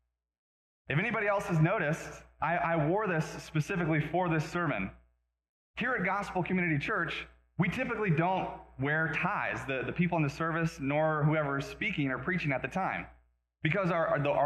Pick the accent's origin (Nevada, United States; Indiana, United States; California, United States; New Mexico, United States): Nevada, United States; Las Vegas; moved away; also born or lived in Reno, Nevada / Oregon; I grew up in Vegas. I was born and raised in Vegas, moved to Reno, and then we moved again to Oregon.